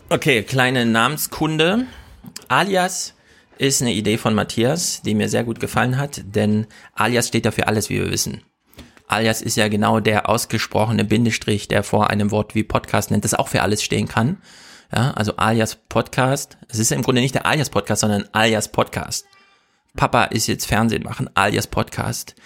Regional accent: Thuringia, Germany; moved away; also born or lived in Bielefeld; Hört man bei mir noch, dass ich aus Thüringen komme

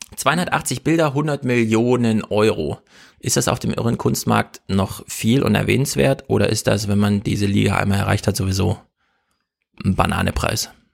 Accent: Thuringia, Germany; moved away; also born or lived in Bielefeld; Hört man bei mir noch, dass ich aus Thüringen komme

